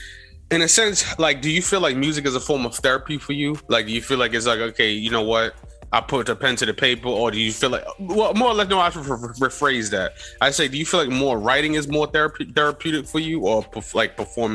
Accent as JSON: {"language": "English", "town": "New York City", "region": "New York", "country": "United States", "said": "I'm actually from Harlem"}